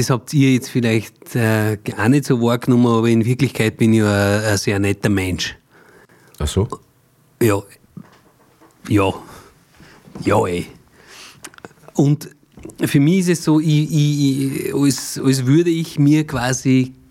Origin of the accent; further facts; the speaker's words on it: Mühlviertel, Upper Austria, Austria; ich bin geboren im Müllviertel, mhm. so wie du auch. Ja. Allerdings nur viel weiter oben, also da wo es wirklich schon Richtung tschechische, bayerische Grenze geht. Äh, Rohrbach